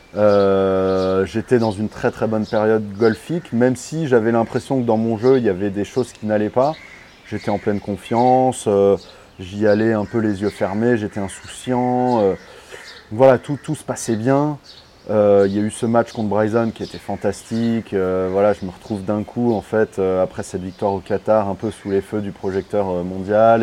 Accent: Paris, Île-de-France, France; Je suis parisien

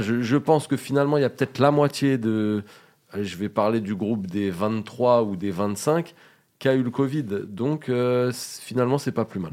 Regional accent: France; on est français

